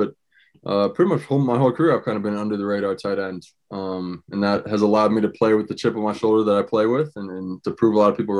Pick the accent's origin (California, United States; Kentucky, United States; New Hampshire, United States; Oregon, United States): New Hampshire, United States; Exeter; my hometown and where I'm from